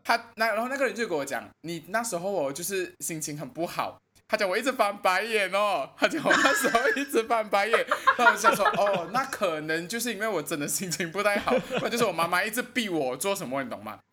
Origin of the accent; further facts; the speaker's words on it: Malaysia; 我是来自马来西亚的